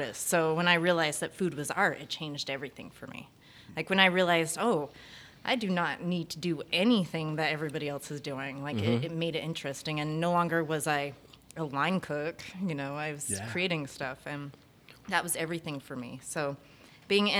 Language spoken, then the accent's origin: English; Arizona, United States; I'm from Arizona